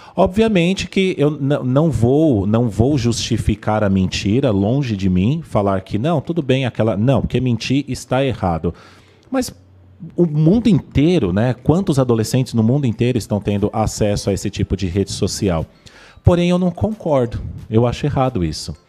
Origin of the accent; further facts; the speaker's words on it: Vila Gerty, São Paulo, Brazil; eu nasci aqui na Vila Gerte